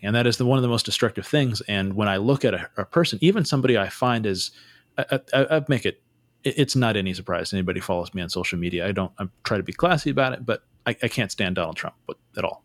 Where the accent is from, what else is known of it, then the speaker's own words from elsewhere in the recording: Santa Cruz, California, United States; I grew up in Santa Cruz